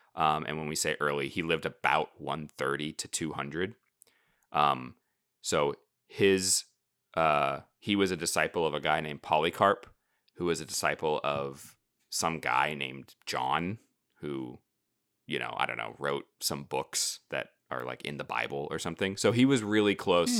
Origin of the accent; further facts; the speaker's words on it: United States; being American, modern, you know, 21st century Protestants